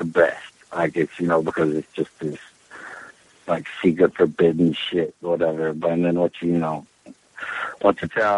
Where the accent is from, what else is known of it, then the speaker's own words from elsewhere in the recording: Charleston, West Virginia, United States; now in New York City, United States; I was born and raised on the Kanawha River in Charleston, West Virginia, right across from the Capitol